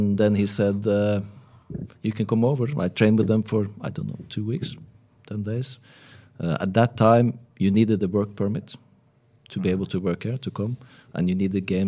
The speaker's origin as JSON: {"language": "English", "country": "Norway", "said": "I was from Norway."}